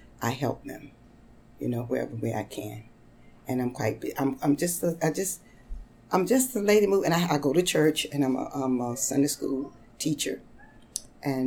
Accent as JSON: {"language": "English", "region": "North Carolina", "country": "United States", "tie": "born or raised there", "moved": "as an adult", "lives_now": "Brooklyn, United States", "said": "I was born in North Carolina"}